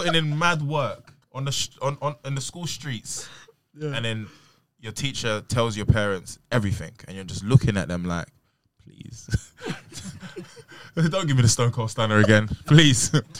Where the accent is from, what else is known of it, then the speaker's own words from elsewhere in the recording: Peckham, London, United Kingdom; My school's in Brixton. I mean, it's in Campbell, and like opposite Brixton. I'm from Peckham.